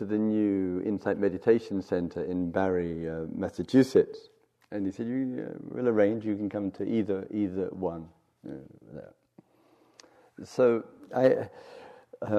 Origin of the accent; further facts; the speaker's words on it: England, United Kingdom; moved away; 10 years and 10 days away from England